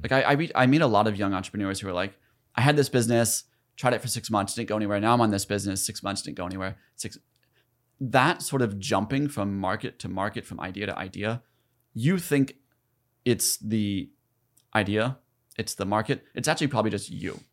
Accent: South Carolina, United States; moved away as an adult; also born or lived in Ithaca, New York; I grew up in South Carolina, like, in poverty

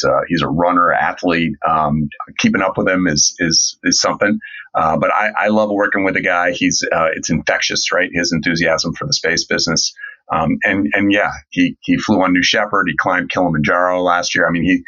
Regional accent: Niskayuna, New York, United States; now in Washington, D.C., United States; I'm from Niskayuna. Well, I'm from Niskayuna. So it turns out we grew up in the same hometown

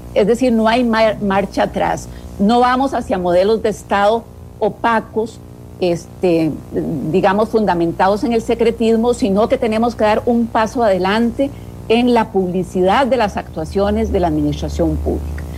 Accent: Costa Rica; como Estado costarricense

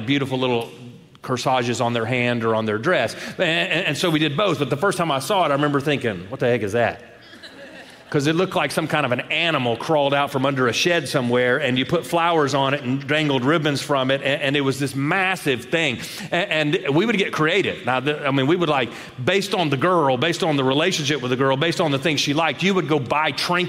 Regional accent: Shreveport, Louisiana, United States; I grew up in Shreveport, Louisiana

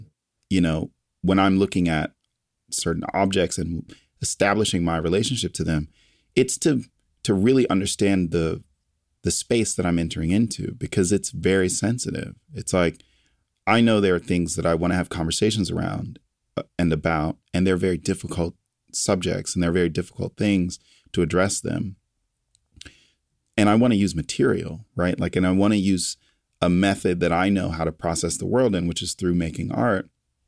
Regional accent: Lynchburg, Virginia, United States; I was born in Lynchburg, Virginia.

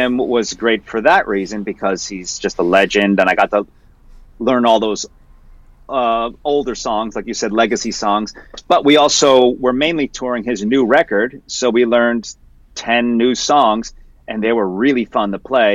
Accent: Mount Arlington, New Jersey, United States; moved away as an adult; also born or lived in Morristown, New Jersey / Miami, Florida; I was born in Morristown. I grew up in an area called Mount Arlington.

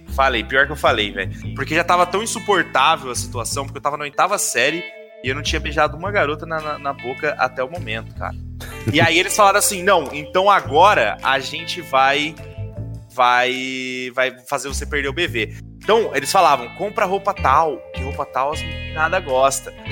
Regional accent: Caraguatatuba, São Paulo, Brazil; Em Caraguá, eu cresci com a mesma molecada desde o ensino fundamental

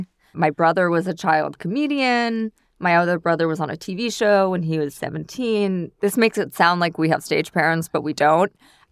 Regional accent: New York City, New York, United States; I grew up in New York City.

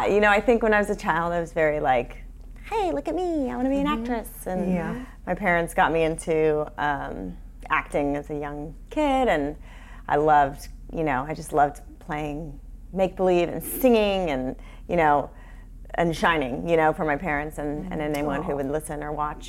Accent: Long Beach, California, United States; I grew up in Long Beach

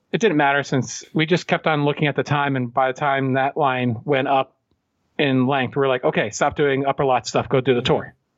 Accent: Pennsylvania, United States; We're from Pennsylvania.

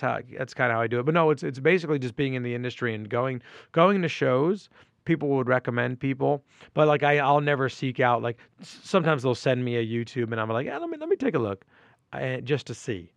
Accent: Port Chester, New York, United States; now in New York City, United States; i grew up in portchester new york and portchester is in westchester county

